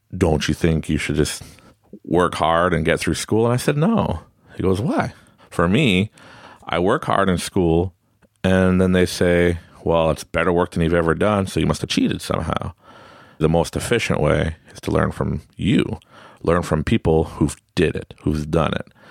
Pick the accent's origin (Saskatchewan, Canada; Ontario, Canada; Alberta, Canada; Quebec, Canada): Quebec, Canada; Growing up in Quebec, I'm French Canadian. I speak French and English